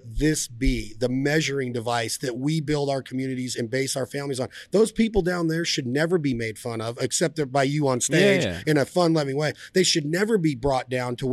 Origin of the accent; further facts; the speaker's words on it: Nevada, United States; my home state of Nevada